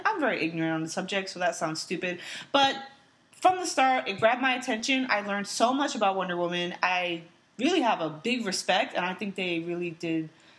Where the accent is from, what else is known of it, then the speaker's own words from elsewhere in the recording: United States; I'm American myself